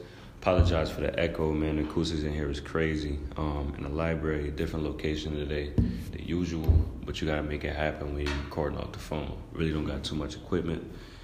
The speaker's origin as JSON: {"language": "English", "town": "Rochester", "region": "New York", "country": "United States", "tie": "born or raised there", "said": "my hometown, Rochester, New York."}